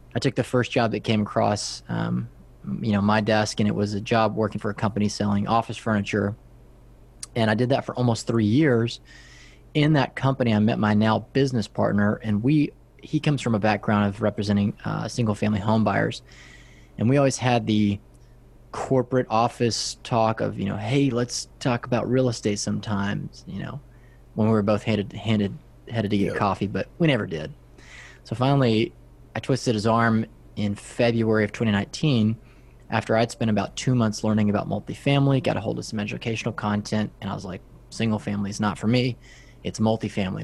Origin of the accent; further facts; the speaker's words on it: West Texas, United States; I'm from West Texas. If you look out all around my hometown, it's just flat farmland